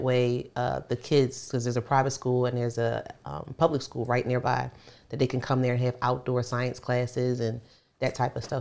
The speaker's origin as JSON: {"language": "English", "town": "Philadelphia", "region": "Pennsylvania", "country": "United States", "tie": "born or raised there", "also_born_or_lived": "Baltimore", "moved": "yes", "said": "I grew up in North Philly"}